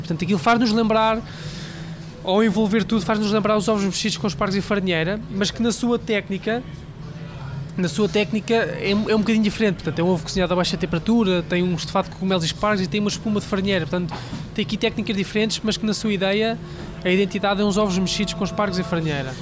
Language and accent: Portuguese; Leiria District, Portugal; moved away as an adult; also born or lived in Lisbon; Eu vinha de Leiria, de uma, uma aldeia pequenina, e vinha, vinha trabalhar para Lisboa